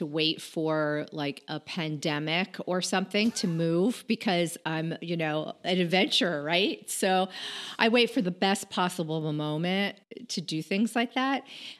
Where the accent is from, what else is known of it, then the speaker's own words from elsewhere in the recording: Connecticut, United States; moved away as an adult; now in Washington, D.C., United States; Born and raised in Connecticut, and got married there, raised my son there. My family's still there. So lots of roots in Connecticut.